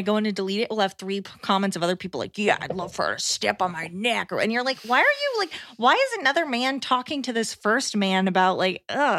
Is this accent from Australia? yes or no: yes; Australia; I'm from Australia, and I know us Aussies have a very specific style of humor that Americans think is odd.